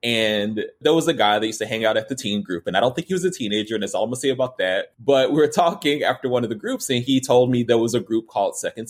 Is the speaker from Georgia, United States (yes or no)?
yes; Atlanta, Georgia, United States; There's like maybe three or four Black people in the group. And I was from Southwest Atlanta.